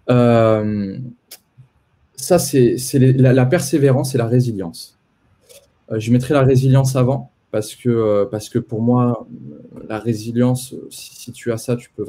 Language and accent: French; Poitiers, Nouvelle-Aquitaine, France; Moi, je suis né à Poitiers, je suis poitevin de, de base, donc j'ai euh, j'ai grandi à Poitiers euh, avec mes deux parents.